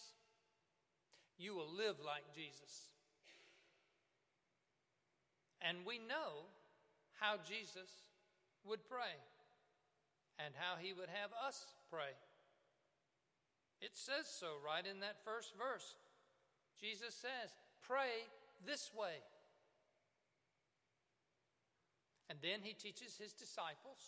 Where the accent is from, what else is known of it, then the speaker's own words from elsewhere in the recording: Cuba, Alabama, United States; I'm from Cuba, Alabama